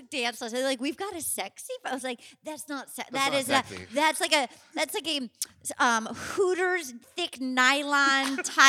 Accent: Little Compton, Rhode Island, United States; I grew up in Little Compton, Rhode Island, and there was no, I mean, it was like there's no stoplights

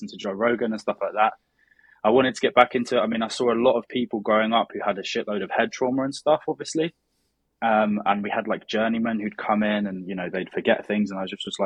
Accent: Brighton, South East England, United Kingdom; I'm from Brighton in the south of England, which is basically 1 hour south of London.

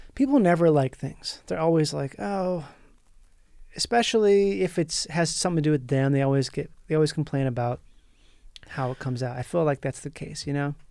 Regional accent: Minnesota, United States; moved away as an adult; also born or lived in Florida; now in Los Angeles, United States; I grew up in Minnesota, went to high school there

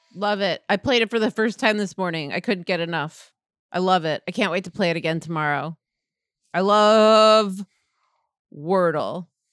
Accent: New York, United States; I'm a New Yorker

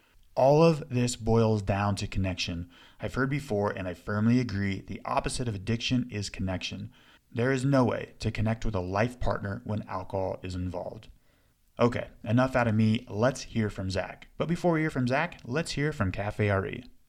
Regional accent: Colorado, United States; I'm from Colorado. I moved to Colorado when I was 12. My parents still live there, right outside of Vail

